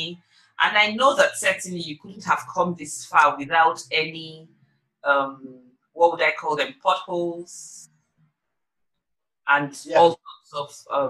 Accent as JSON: {"language": "English", "country": "Nigeria", "said": "Nigeria, my home country"}